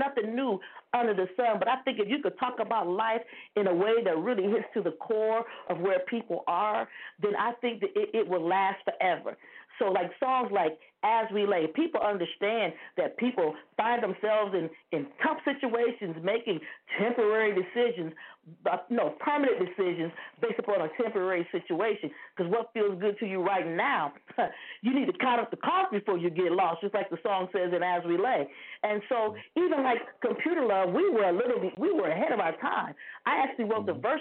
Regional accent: Toledo, Ohio, United States; now in Dayton, United States; I'm calling from Ohio. I still live in Ohio. I'm in Dayton, Ohio. You know, I grew up in Toledo, Ohio

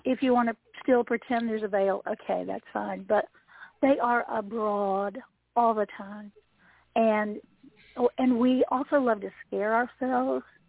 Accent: Appalachia, United States; the resident Appalachian person.

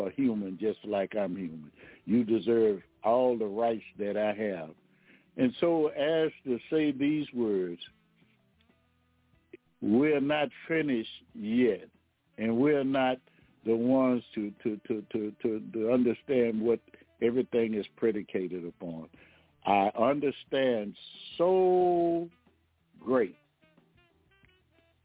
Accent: Baton Rouge, Louisiana, United States; I'm from Baton Rouge, Louisiana

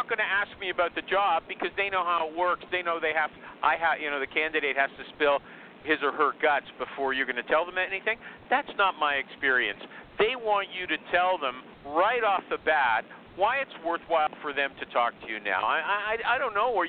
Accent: Canada; I'm Canadian

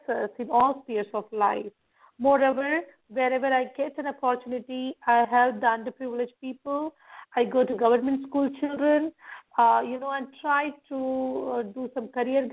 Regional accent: India; I'm from India

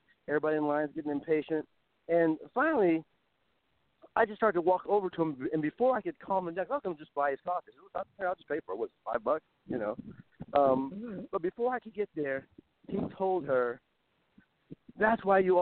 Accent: Compton, California, United States; moved away; I'm not from here. I'm from Compton. We do things a little differently where I come from

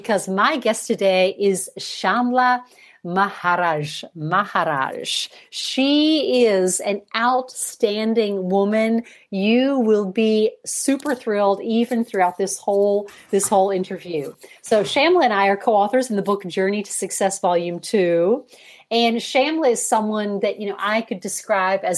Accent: Chicago, Illinois, United States; now in Europe; I am American born. I was born in Chicago, but I've lived here in Europe for 30 years

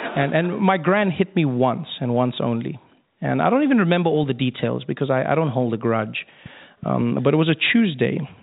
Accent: South Africa; moved away; I grew up in South Africa uh, during a time known as apartheid.

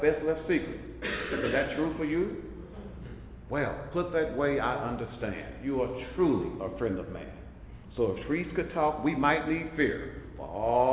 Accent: Mineola, Texas, United States; I'm from Mineola, Texas

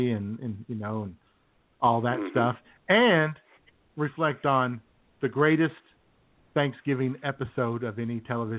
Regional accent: Yellville, Arkansas, United States; my hometown of Yellville, Arkansas.

